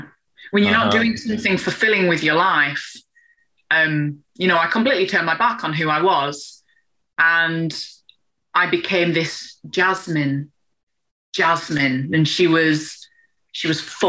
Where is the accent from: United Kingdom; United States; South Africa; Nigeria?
United Kingdom; England; I'm English